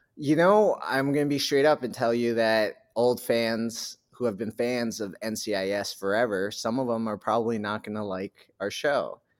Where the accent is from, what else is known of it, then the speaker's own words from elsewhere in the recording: New Hampshire, United States; I grew up in New Hampshire